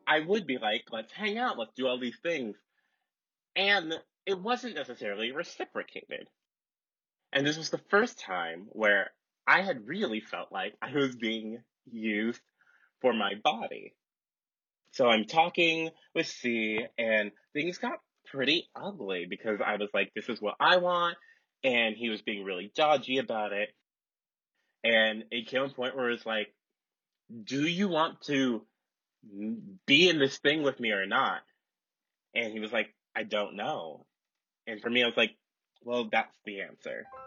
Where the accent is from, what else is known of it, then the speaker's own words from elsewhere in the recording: Seattle, Washington, United States; moved away as an adult; also born or lived in Minnesota; I'm from Seattle